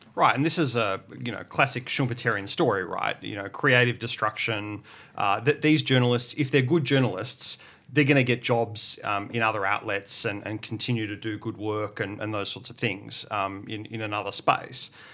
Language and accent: English; Portland, Victoria, Australia; I grew up in Portland, um, which is on the southwest coast of Victoria.